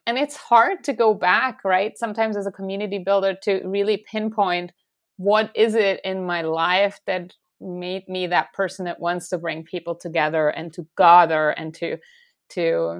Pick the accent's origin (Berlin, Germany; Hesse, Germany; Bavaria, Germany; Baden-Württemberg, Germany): Baden-Württemberg, Germany; Stuttgart; And when she arrived in the place where ultimately I grew up around Stuttgart, the southwest of Germany, she didn't have something that she called home, right?